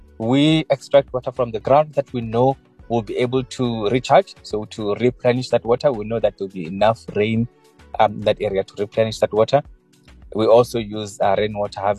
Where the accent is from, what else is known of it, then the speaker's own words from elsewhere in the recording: Shayandima, Limpopo, South Africa; moved away; also born or lived in Mangondi, Venda, Limpopo / Cape Town; I am from Shayandima in Limpopo, South Africa